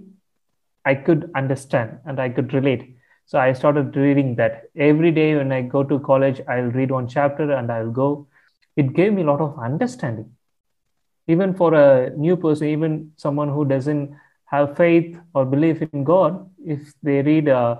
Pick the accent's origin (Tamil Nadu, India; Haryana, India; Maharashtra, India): Tamil Nadu, India; I come from India, from the southern part of India, a state called Tamil Nadu. So I grew up in a Hindu family.